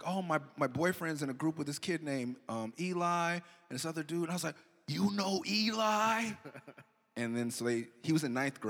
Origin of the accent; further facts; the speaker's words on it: Los Angeles, California, United States; We are from Los Angeles